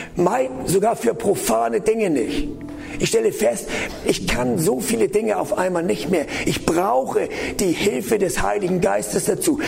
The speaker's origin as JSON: {"language": "German", "area": "the North", "region": "Northern Germany", "country": "Germany", "said": "ich komme ja aus dem Norden"}